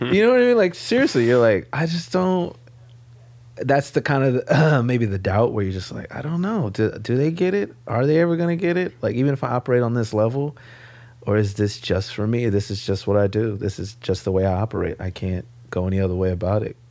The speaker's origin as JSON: {"language": "English", "town": "Los Angeles", "region": "California", "country": "United States", "tie": "born or raised there", "moved": "as an adult", "lives_now": "New York, United States", "said": "I grew up in South Central"}